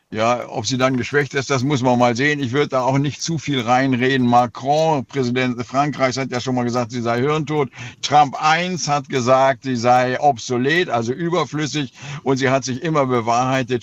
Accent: Oldenburg, Lower Saxony, Germany; In meiner Heimatstadt Oldenburg

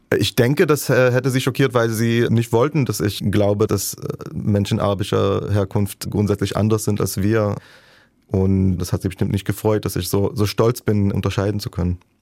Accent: Jerusalem, Jerusalem District, Israel; German is a second language; moved away as an adult; now in Leipzig, Germany; in Jerusalem, meiner Heimatstadt, also auch auf Buslinien, die ich äh, zur Schule benutzt habe

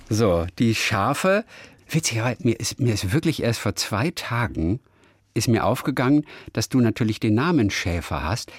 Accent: Lübeck, Schleswig-Holstein, Germany; moved away; also born or lived in Lower Saxony; Ich komme aus Lübeck und ich bin ganz oft da. Ich bin ja ein Kind das, von der Ostsee.

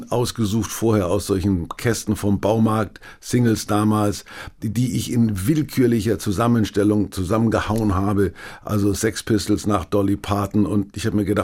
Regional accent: Bavaria, Germany; Ich war neulich in meiner fränkischen Heimat

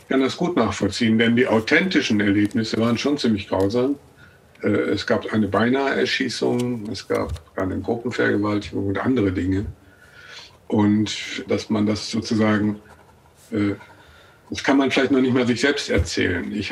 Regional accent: North Rhine-Westphalia, Germany; ein gewisses Außenseitergefühl in Ostwestfalen, wo ich aufgewachsen bin, und ein starkes Bewusstsein davon, dass es da zwei Bevölkerungsgruppen gab, die Einheimischen und die Nicht-Einheimischen, die ehemaligen Vertriebenen.

